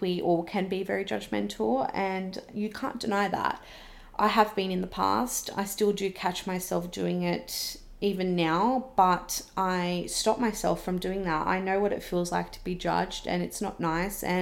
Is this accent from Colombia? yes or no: no; Wollongong, New South Wales, Australia; now in Sydney, Australia; I was originally from Wollongong. It's where I've grown up